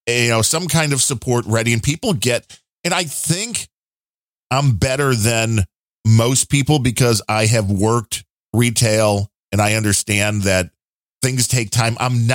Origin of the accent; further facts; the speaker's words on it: Ireland; I'm Irish, so I'm a very white to begin with.